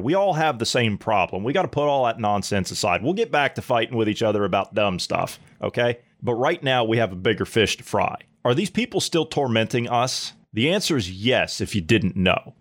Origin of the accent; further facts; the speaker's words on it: United States; moved away; as an American